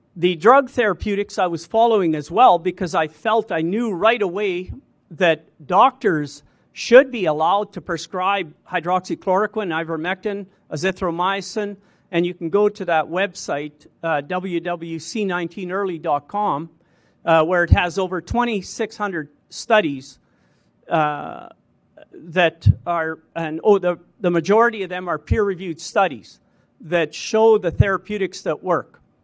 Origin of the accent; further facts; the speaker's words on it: St. Brieux, Saskatchewan, Canada; born and raised in Saint Bruce, Saskatchewan